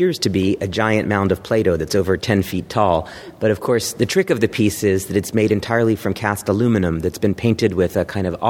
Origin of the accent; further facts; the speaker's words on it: Dallas, Texas, United States; And I was growing up in Dallas, Texas, where there was a Borders bookstore near my house.